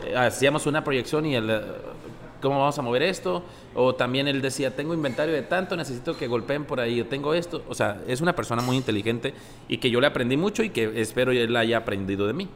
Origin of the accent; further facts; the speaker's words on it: Genaro Estrada, Sinaloa, Mexico; also born or lived in Ocoroni, Sinaloa / Los Mochis, Sinaloa; nací en Ocoroni, Sinaloa. Orgulloso. Crecí en Genaro Estrada